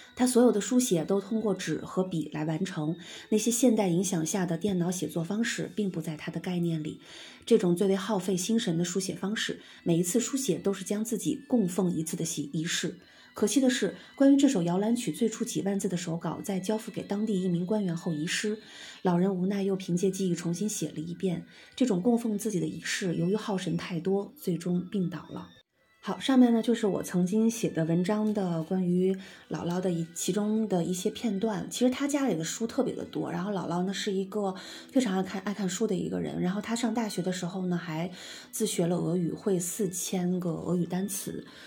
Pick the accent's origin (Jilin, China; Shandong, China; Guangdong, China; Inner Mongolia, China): Inner Mongolia, China; Amgalang; also born or lived in Beijing / southern China; now in Helan Mountain, China; 我真正的老家，我的老家是在呼伦贝尔的这个 阿姆古朗镇